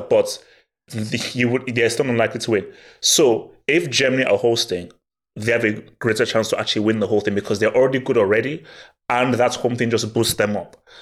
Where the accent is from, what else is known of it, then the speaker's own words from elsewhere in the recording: Nigeria; moved away; I was brought up in Nigeria